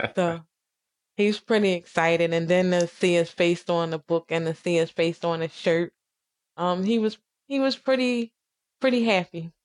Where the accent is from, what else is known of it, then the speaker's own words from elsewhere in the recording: Philadelphia, Pennsylvania, United States; I grew up in Southwest